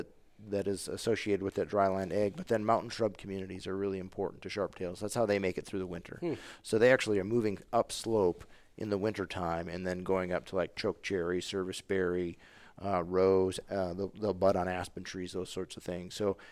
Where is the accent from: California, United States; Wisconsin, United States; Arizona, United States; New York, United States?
Wisconsin, United States; I mean, not having grown up in the West, I know that growing up in Wisconsin, it's not uncommon to go to your trailhead and there's however many other vehicles.